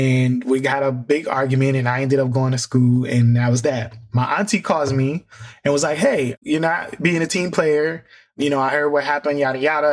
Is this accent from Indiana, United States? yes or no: yes; Fort Wayne, Indiana, United States; moved away; I'm from Indiana originally.